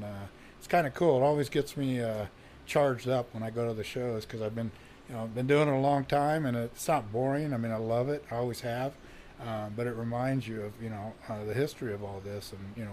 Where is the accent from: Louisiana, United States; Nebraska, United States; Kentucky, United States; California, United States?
California, United States; Norwalk; also born or lived in Chino, California; I was born and raised in Southern California.